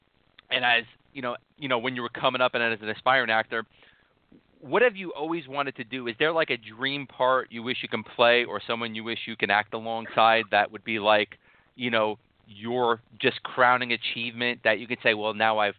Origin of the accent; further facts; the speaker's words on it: New York City, New York, United States; Me, I'm from New York City. I lived through September 11th. I was, you know, 15 minutes from the World Trade Center